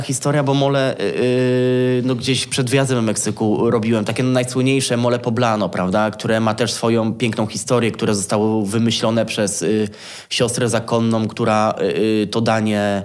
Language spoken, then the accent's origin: Polish; Kielce, Świętokrzyskie Voivodeship, Poland; moved away as an adult; also born or lived in Kraków; now in Warsaw, Poland; wychowałem się w Kielcach, czyli można powiedzieć, że takie moje miasto rodzinne to są, to są Kielce